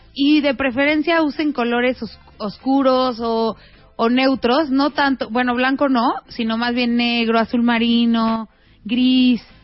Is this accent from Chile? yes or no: no; Mexico; somos mexicanas